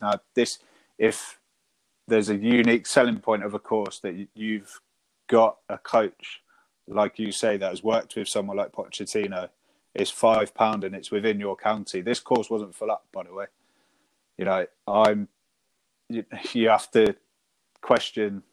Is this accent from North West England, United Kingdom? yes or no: no; Devon, South West England, United Kingdom; moved away as an adult; now in Sussex, United Kingdom; I moved up to Sussex from Devon, where I grew up